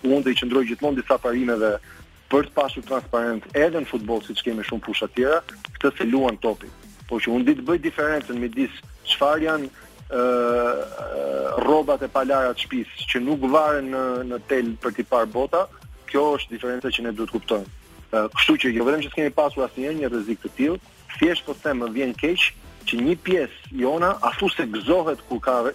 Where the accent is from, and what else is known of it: Albania